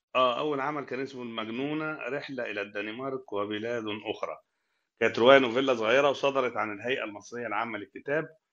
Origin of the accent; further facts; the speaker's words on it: Sohag, Sohag Governorate, Egypt; moved away as an adult; now in Cairo, Egypt; من اول ما جيت القاهره من الصعيد